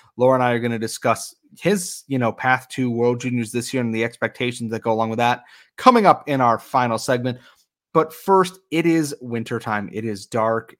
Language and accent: English; United States; I am obviously American